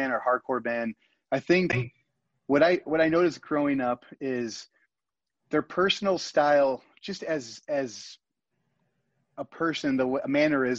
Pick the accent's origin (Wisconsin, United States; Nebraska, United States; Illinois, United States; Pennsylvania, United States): Illinois, United States; Chicago; growing up in Chicago